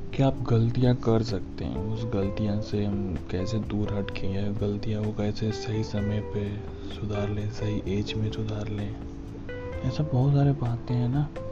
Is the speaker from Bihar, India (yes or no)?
yes; Bihar, India; मैं बिहार से हूँ